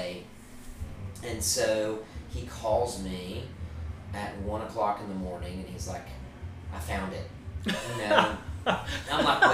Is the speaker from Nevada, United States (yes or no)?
no; Maryville, Tennessee, United States; Maryville, Tennessee, my hometown